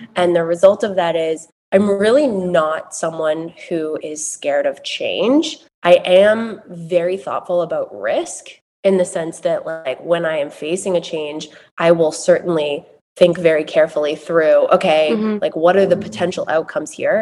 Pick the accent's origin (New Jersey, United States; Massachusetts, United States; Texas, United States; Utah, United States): Massachusetts, United States; I grew up in Massachusetts, as you said, in a very rural community, small town America